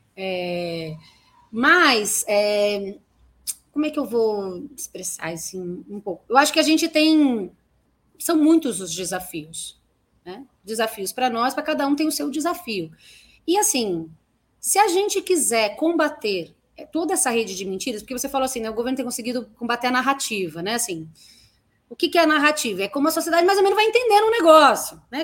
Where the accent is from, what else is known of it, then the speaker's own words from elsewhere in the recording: São Paulo, Brazil; Eu sou de Guaianazes, nasci e me criei em Guaianazes